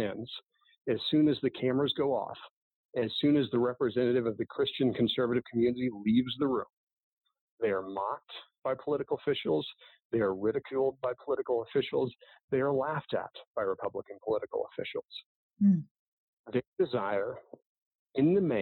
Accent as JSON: {"language": "English", "region": "Illinois", "country": "United States", "tie": "born or raised there", "said": "I grew up in Illinois."}